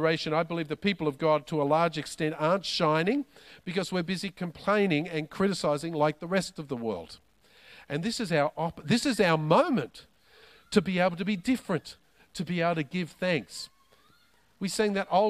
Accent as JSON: {"language": "English", "country": "Australia", "said": "I'm an Aussie"}